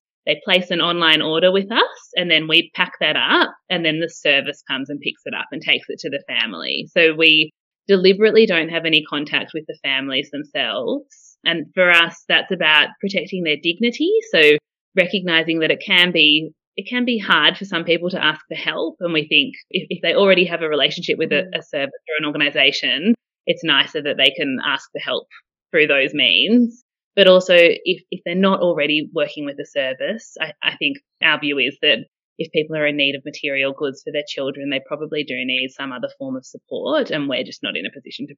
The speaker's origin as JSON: {"language": "English", "town": "Canberra", "region": "Australian Capital Territory", "country": "Australia", "tie": "born or raised there", "said": "I am not quite born, but definitely bred in Canberra. So I've been in Canberra since I was four. So I'm definitely a Canberran"}